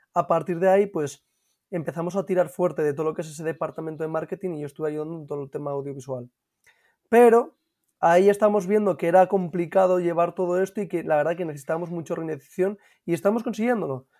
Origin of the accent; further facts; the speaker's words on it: Gijón, Asturias, Spain; yo soy de Gijón y nací en Cabuñes